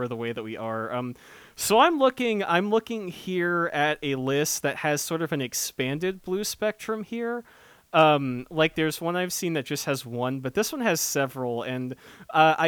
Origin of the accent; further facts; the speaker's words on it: North Dallas–Fort Worth, Texas, United States; I was out and about earlier today putting up these signs around my hometown, and if anyone lives in this very specific subset of North DFW